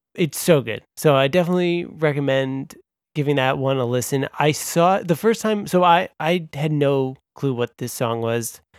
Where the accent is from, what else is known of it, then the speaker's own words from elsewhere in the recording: Long Island, New York, United States; I'm from Long Island